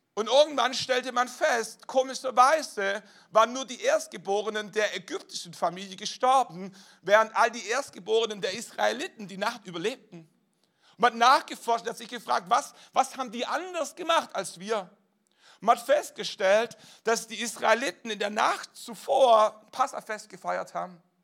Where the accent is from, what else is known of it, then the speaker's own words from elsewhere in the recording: Germany; als deutsche Staatsbürger